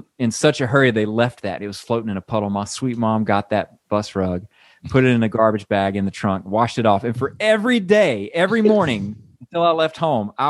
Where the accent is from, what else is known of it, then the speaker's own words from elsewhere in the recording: Mississippi, United States; my home state's history.